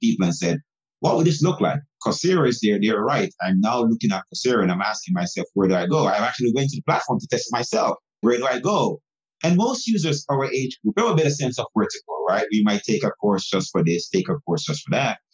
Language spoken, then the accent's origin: English; Jamaica; now in United States; I'm actually from Jamaica. I was born in Jamaica.